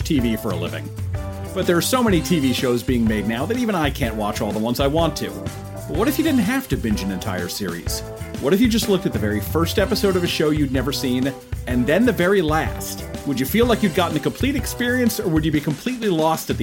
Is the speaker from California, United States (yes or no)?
no; New Jersey, United States; One of the Real Housewives of New Jersey lives in my hometown.